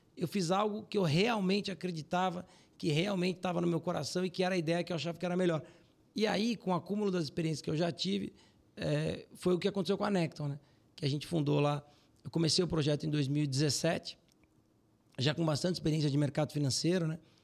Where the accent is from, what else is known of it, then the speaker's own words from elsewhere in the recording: Brazil; Eu sou muito brasileiro